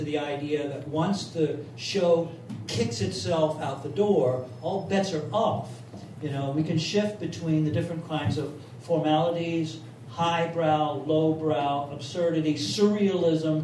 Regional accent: Memphis, Tennessee, United States; I was born in 1950 in Memphis, Tennessee. I grew up in segregation, hard segregation

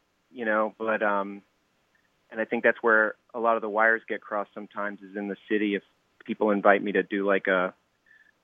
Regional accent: Arkansas, United States; accent: Southern; now in New York, United States; I'm from Arkansas. Arkansas originally

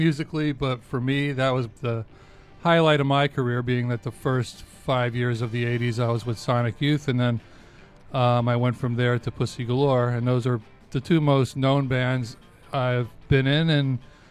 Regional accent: Clifton, New Jersey, United States; I grew up in Clifton, New Jersey

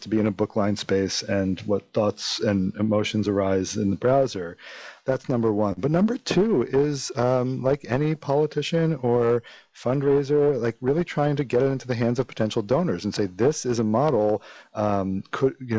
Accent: New York, United States; moved away as an adult; also born or lived in Stanford, California; now in Chicago, United States; I grew up in New York. I listened to FMU for as a kid

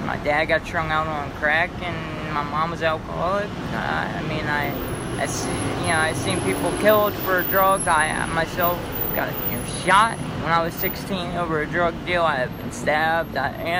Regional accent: Oxon Hill, Maryland, United States; now in New York City, United States; Oxon Hill, Maryland.

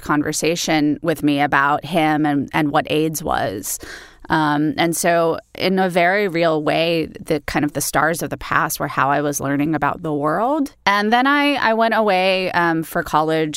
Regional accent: Los Angeles, California, United States; I grew up in Los Angeles in the eighties

